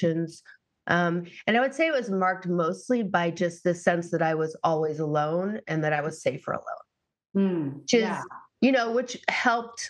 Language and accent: English; Massachusetts, United States; I grew up in Massachusetts